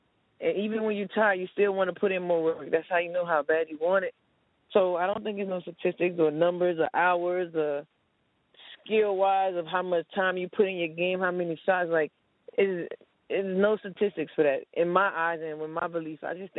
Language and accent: English; Miami, Florida, United States; No, I grew up in Miami, small town in Miami called New York City.